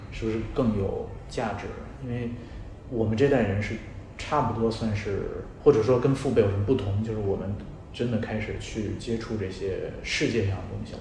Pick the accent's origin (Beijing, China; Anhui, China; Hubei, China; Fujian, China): Beijing, China; 像我是北京长大的